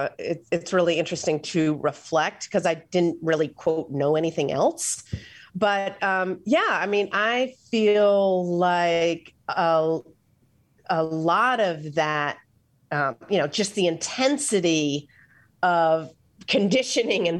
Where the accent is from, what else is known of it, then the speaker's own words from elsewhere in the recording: Atlanta, Georgia, United States; also born or lived in Philadelphia; At 3 years old, we moved from Philly down to Atlanta.